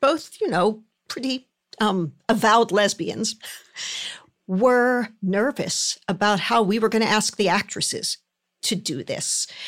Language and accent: English; Philadelphia, Pennsylvania, United States; moved away; I grew up in Philadelphia